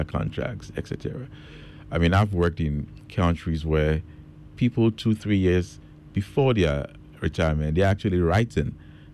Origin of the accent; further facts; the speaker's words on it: Kumasi, Ashanti, Ghana; moved away; also born or lived in London; I was born in Kumasi. Born in Konfonochi Teaching Hospital in Bantama